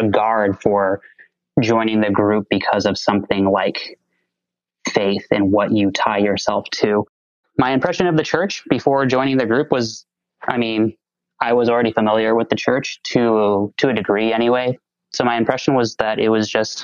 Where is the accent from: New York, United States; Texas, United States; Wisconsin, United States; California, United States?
Texas, United States; I'm a Texas boy, so it's probably not a surprise to hear that I grew up in the Southern Baptist Convention